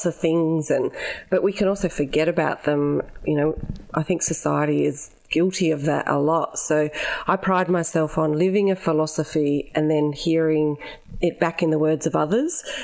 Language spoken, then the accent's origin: English; Adelaide, South Australia, Australia; moved away as an adult; also born or lived in Ceduna, South Australia; now in Melbourne, Australia; my early childhood was growing up in Ceduna, and then we moved to Adelaide because Dad went to university and was a police officer. And so we moved to Adelaide, and I grew up in Largs Bay, right on the beach